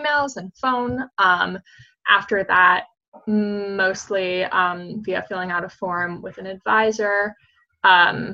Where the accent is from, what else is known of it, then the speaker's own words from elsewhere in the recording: Washington, D.C. area, District of Columbia, United States; moved away as an adult; now in Los Angeles, United States; I'm from the DC area